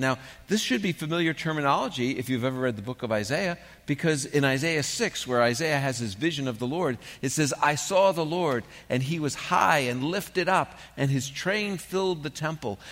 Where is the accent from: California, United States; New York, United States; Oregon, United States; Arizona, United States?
New York, United States; New York City; moved away; When I grew up in New York